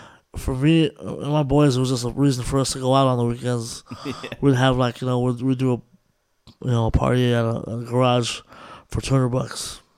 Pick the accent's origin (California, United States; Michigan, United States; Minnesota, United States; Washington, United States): California, United States; So, and that's what it is with all the in the Bay Area.